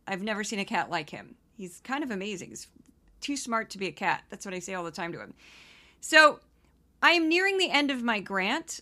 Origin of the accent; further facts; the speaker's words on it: Midwest, United States; I do my Midwestern voice, you know, 'cause I'm from the Midwest